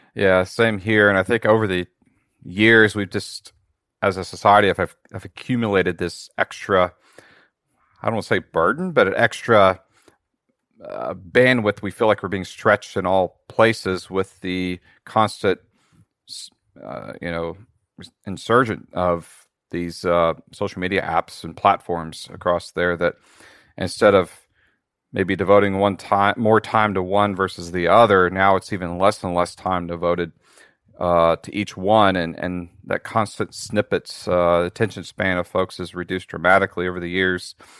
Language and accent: English; just north of Cincinnati, Ohio, United States; I'm actually from Ohio uh, in the United States. I'm just just north of Cincinnati